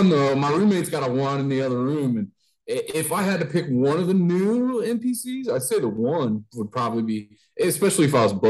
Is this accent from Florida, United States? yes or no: no; between Dayton and Cincinnati, Ohio, United States; We're from the kind of in between the Dayton and Cincinnati area, Ohio area.